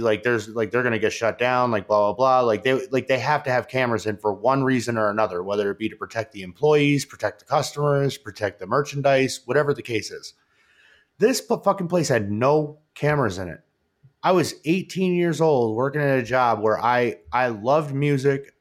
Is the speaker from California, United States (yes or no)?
no; New York, United States; now in Colorado, United States; I grew up in New York. It was pretty much you, you pretty much grow up around all Democrats.